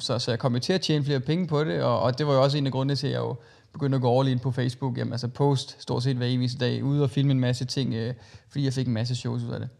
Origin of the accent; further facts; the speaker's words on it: Christiansfeld, Southern Denmark, Denmark; jeg kommer fra en lille by i, i, i Sønderjylland, der hedder Christian Svendt, som ligger mellem, øh, Kolding og Haderslev